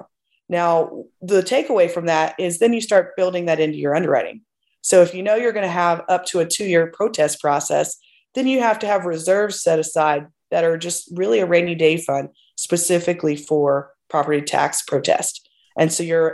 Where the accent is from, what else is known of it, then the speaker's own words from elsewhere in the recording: Plano, Texas, United States; I'm originally from Plano, Texas